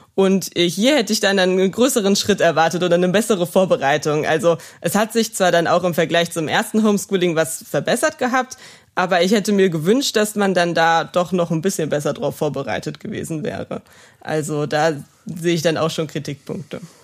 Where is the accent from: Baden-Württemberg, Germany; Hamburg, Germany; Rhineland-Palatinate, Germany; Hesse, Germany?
Rhineland-Palatinate, Germany; Neuwied; wo ich noch eine schnelle Anbindung an meine Heimat habe, weil ich ähm, wirklich mich hier wohlfühle und auch die Kontakte, die ich hier habe in Neuwied